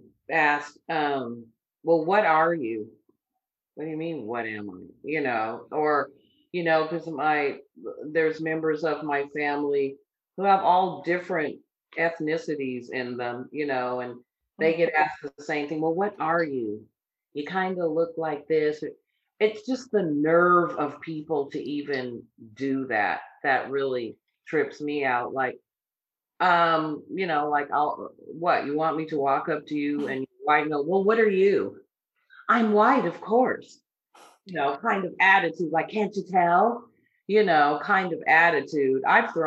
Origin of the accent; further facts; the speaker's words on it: United States; born there; so I'm American, I was born here.